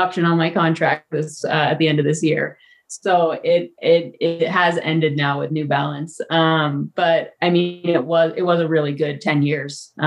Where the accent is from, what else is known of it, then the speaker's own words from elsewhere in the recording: Santa Rosa, California, United States; moved away as an adult; also born or lived in England; now in Flagstaff, United States; I was born in England. My mom's English. But we moved here when I was under a year old. So, here being, Santa Rosa, California. So I grew up in Santa Rosa, California